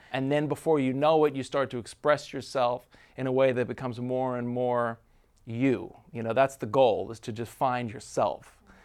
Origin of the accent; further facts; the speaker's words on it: New York, United States; I grew up in New York.